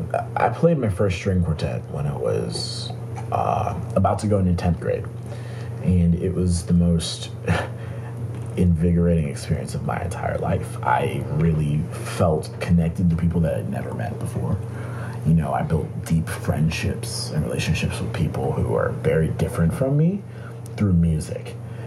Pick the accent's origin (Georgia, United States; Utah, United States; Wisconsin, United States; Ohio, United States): Georgia, United States; Atlanta; Atlanta, Georgia.